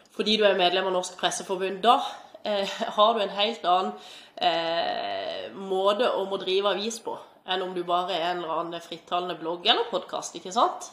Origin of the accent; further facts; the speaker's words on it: Mandal, Agder, Norway; moved away as an adult; also born or lived in Stavanger; Jeg er fra Mandal opprinnelig. Bodde her til jeg var ferdig i russ i 2007.